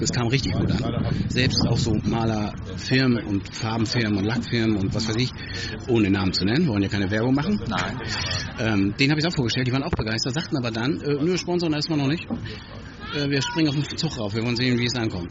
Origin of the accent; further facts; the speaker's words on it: hometown in Schleswig-Holstein, Germany; in meiner Heimatstadt